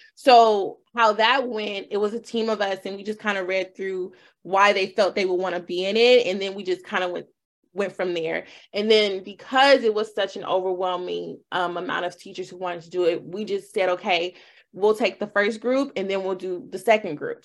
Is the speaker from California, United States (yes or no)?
yes; Los Angeles, California, United States; born and raised in Los Angeles. Um, went to Crenshaw High, you know, full uh, thoroughbred LA girl.